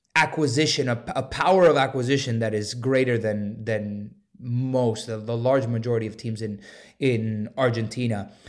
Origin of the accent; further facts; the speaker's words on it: Miami, Florida, United States; I grew up in Miami, um, so I was born and raised in Miami